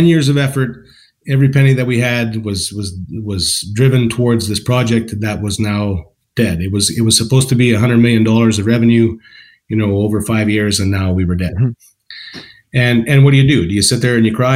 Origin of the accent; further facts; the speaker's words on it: Calgary, Alberta, Canada; also born or lived in West Coast; now in Calgary, Canada; I grew up in Calgary, and then after when I got married, I moved to the West Coast